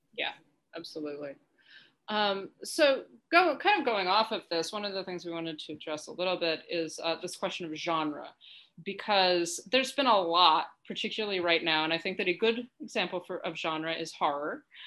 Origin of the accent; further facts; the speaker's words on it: United States; as a an American, right, and as a white person